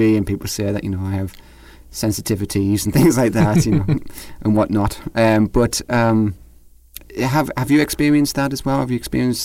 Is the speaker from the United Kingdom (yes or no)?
yes; North East England, United Kingdom; from the northeast of England, where I'm from